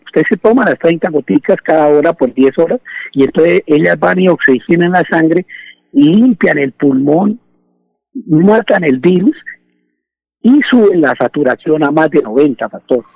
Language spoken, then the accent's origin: Spanish; Bucaramanga, Santander, Colombia; Yo nací pastor ahí en el Parque García Rovira, ahí en Bucaramanga